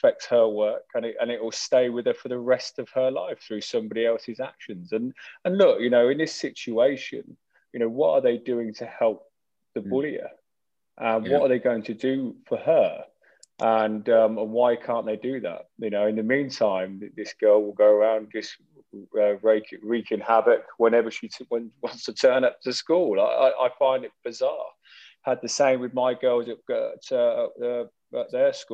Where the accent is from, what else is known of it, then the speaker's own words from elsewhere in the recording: Northampton, East Midlands, United Kingdom; growing up in Northampton